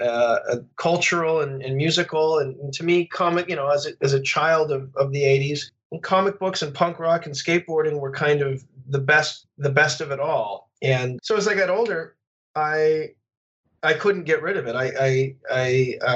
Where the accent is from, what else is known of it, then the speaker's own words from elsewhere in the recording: Phoenix, Arizona, United States; where I grew up in Phoenix.